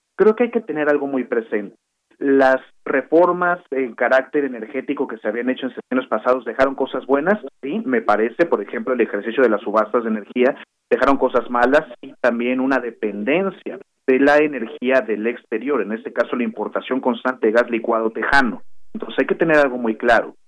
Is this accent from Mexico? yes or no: yes; Mexico; nosotros como mexicanas y mexicanos